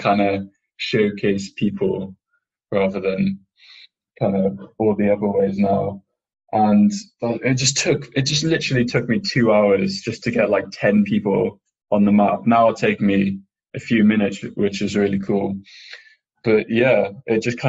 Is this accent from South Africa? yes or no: no; England, United Kingdom; I'm from England